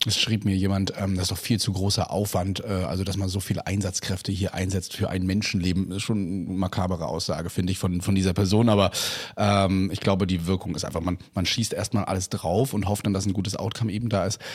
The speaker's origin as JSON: {"language": "German", "country": "Germany", "said": "bei uns in Deutschland"}